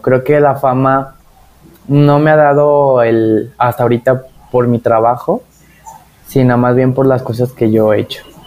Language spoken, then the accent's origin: Spanish; Tepatitlán, Jalisco, Mexico; now in Guadalajara, Mexico; allá de donde soy, que es en Tepatitlán